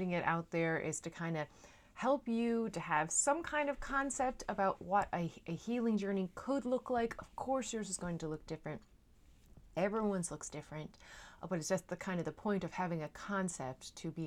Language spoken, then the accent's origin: English; Newfoundland and Labrador, Canada; now in Netherlands; I am a Newfoundlander and Canadian coming to you from a city just south of Amsterdam